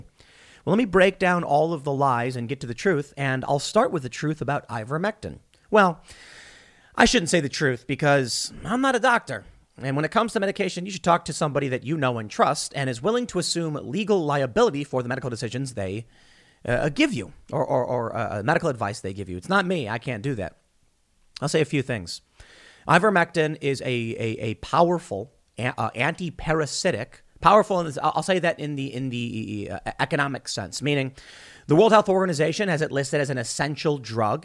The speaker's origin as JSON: {"language": "English", "country": "United States"}